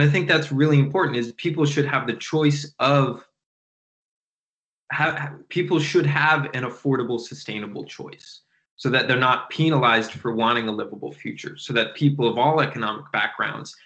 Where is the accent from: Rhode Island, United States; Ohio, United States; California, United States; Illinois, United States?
Rhode Island, United States; Providence; Providence does not have a ton of money. Me and my friends all grew up thrifting.